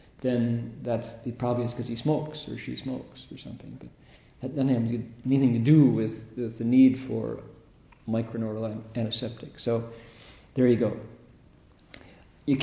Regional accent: Midwest, United States; growing up in the Midwest in the 50s when I was that age

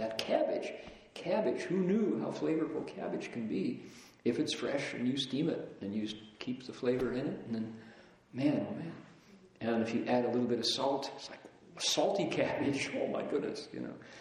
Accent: Toledo, Ohio, United States; I grew up in Toledo, and because Toledo was right on the shores of Lake Erie, the air was pretty clear.

